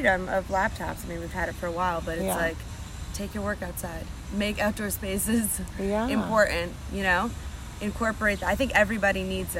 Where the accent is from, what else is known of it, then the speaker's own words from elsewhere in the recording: New Jersey, United States; New Jersey.